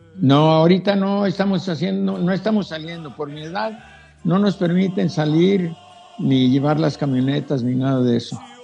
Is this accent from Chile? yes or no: no; Tenamaxtlán, Jalisco, Mexico; moved away; yo nací en Tenemaxtlán, un pueblo que es San, Santo Santiago de Tenamaxtlán se llama